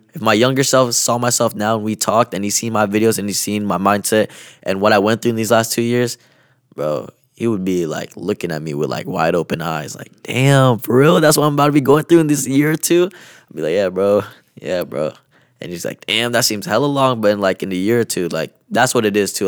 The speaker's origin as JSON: {"language": "English", "town": "Kent", "region": "Washington", "country": "United States", "tie": "born or raised there", "said": "being from my hometown here"}